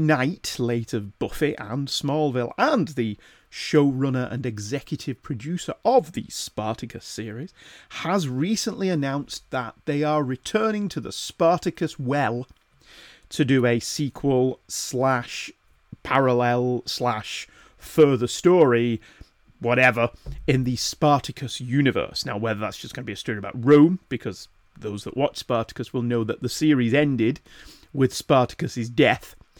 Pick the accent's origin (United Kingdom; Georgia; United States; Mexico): United Kingdom; the north of England; accent: northern; my wittering northern accent